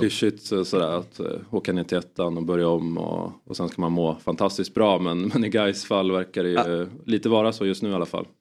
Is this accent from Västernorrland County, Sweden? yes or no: yes; Sundsvall, Västernorrland County, Sweden; jag kommer från Sundsvall